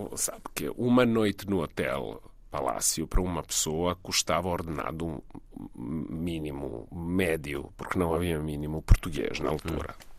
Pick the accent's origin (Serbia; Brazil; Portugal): Serbia; Belgrade; Portuguese is a second language; moved away as an adult; also born or lived in London; Eu sou de Belgrado